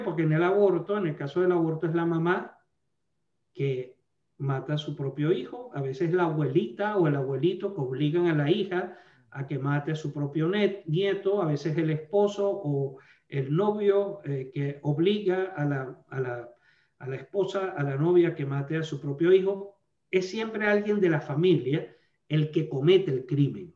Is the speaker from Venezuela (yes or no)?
yes; Venezuela; moved away as an adult; now in Alabama, United States; yo soy nacido en Venezuela, soy venezolano estadounidense